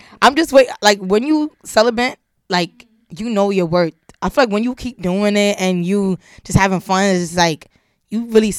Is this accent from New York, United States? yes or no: yes; New York City, New York, United States; Born and raised in the Bronx.